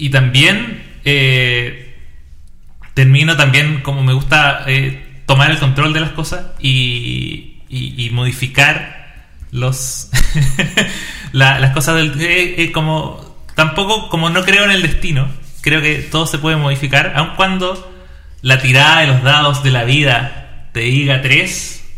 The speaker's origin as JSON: {"language": "Spanish", "town": "Viña del Mar", "region": "Valparaíso", "country": "Chile", "said": "Soy de Viña."}